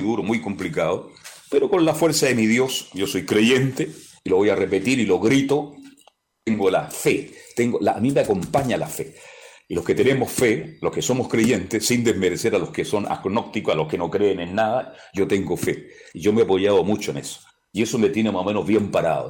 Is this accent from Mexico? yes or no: no; Chile; El chileno, somos así los chilenos